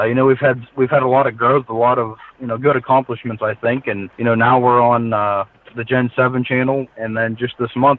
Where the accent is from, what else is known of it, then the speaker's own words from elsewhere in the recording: Pennsylvania, United States; growing up in Pennsylvania, hunting was just a part of life